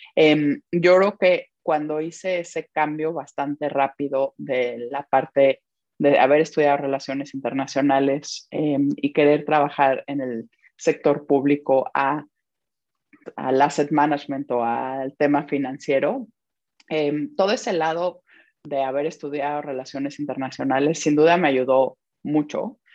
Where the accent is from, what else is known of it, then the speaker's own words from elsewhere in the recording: Mexico; moved away as an adult; also born or lived in Belgium; now in London, United Kingdom; me siento muy mexicana